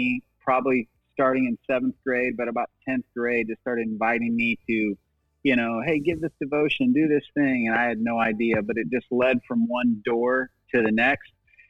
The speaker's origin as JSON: {"language": "English", "region": "Iowa", "country": "United States", "tie": "born or raised there", "moved": "as an adult", "said": "I grew up in the cornfields of Iowa. My dad has always been in the construction field, and we rented a farmhouse until my senior year, and then he built us a house."}